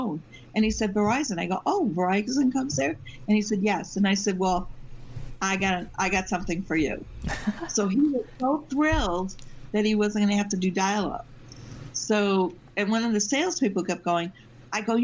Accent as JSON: {"language": "English", "town": "Binghamton", "region": "New York", "country": "United States", "tie": "born or raised there", "also_born_or_lived": "Massachusetts", "moved": "as an adult", "lives_now": "Syracuse, United States", "said": "I lived 20 years in Massachusetts, but I basically I grew up in Binghamton"}